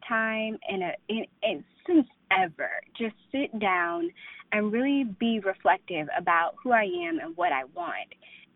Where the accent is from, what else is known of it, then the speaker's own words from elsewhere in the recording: Loudoun County, outside D.C., Virginia, United States; now in Alexandria, United States; I grew up right outside of D.C. in Loudoun County.